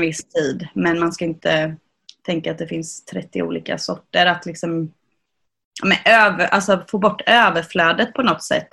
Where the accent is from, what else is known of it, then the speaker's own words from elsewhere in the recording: Sweden; also born or lived in Jönköping; vi svenskar